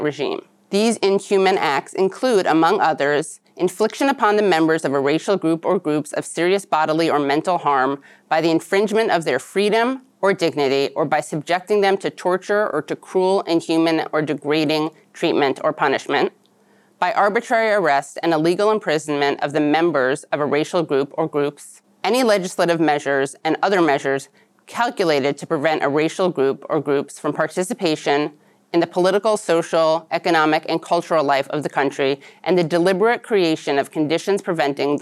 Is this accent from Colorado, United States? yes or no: no; New York City, New York, United States; I was born in New York City.